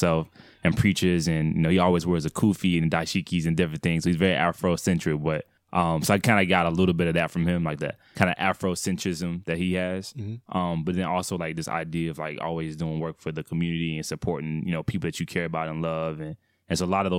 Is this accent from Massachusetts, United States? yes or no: no; Atlanta, Georgia, United States; So I was born and raised in Atlanta, Georgia. So primarily on the Cascade, that area, so near the airport.